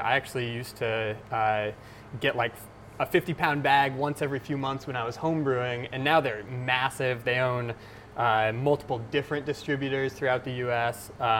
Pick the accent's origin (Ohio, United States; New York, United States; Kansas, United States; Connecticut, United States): New York, United States; Potsdam; the Adirondacks, which is pretty close to where we grew up in mm-hmm. Potsdam.